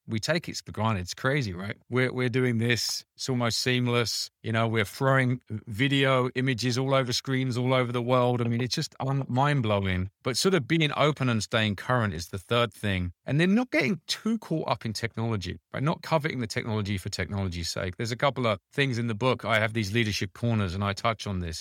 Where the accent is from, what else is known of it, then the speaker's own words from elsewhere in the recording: United Kingdom; I'm British, a background